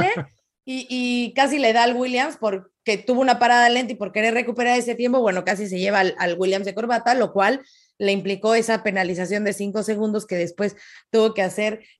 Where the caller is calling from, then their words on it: Mexico City, Mexico; soy de Ciudad de México